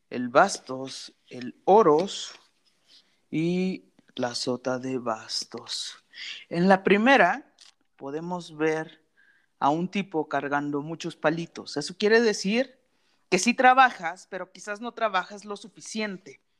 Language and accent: Spanish; Dubai, United Arab Emirates; born there; este, tengo 28 años, este, nací en Dubai.